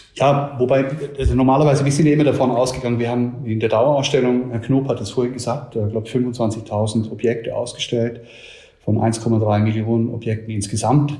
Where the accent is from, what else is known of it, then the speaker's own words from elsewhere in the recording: Switzerland; now in Nuremberg, Germany; ich komme ursprünglich aus der Schweiz